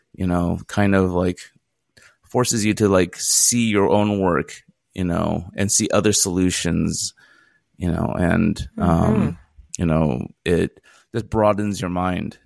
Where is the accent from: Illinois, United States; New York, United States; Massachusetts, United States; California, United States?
California, United States; Fresno; moved away as an adult; also born or lived in Philadelphia / San Luis Obispo; now in Los Angeles, United States; I was born in Philadelphia in 1973. And, um, but three months later, I was moved to the city of Fresno, California, where I spent the next 18 years, um, you know, kind of growing up